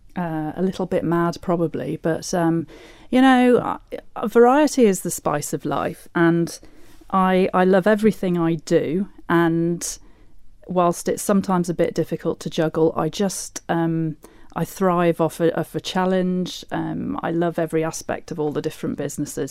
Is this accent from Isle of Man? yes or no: yes; Laxey, Isle of Man; I grew up in Laxey